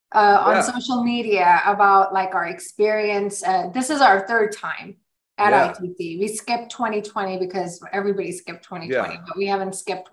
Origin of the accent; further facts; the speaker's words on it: Sparta, North Carolina, United States; I'm Indian too, but I grew up here. I grew up in a small town called Sparta, North Carolina.